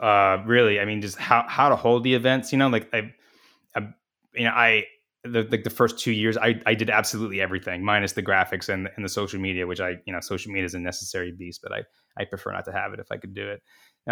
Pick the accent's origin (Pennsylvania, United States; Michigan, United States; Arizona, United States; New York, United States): Arizona, United States; Phoenix; I'm from Phoenix